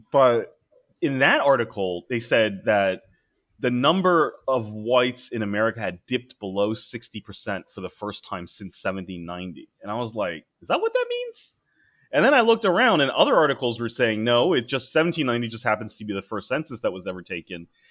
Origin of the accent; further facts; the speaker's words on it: Maryland, United States; Maryland, which is my home state